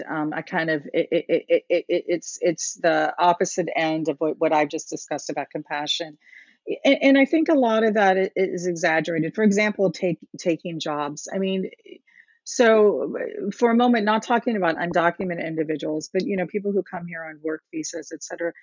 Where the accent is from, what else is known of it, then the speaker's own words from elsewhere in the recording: Cincinnati, Ohio, United States; also born or lived in India / Texas; When I first came to this area, into Cincinnati, we came from Texas and kind of lived here for the majority of life